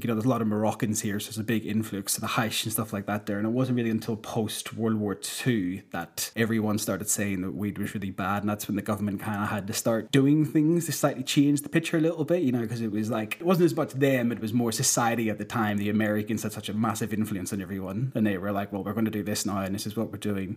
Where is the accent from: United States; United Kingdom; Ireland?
Ireland; moved away as an adult; now in Amsterdam, Netherlands; growing up in Ireland